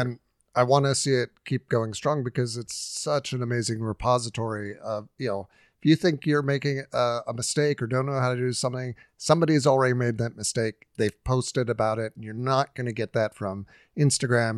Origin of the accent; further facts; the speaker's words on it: Huntington Beach, California, United States; moved away; I grew up in Huntington Beach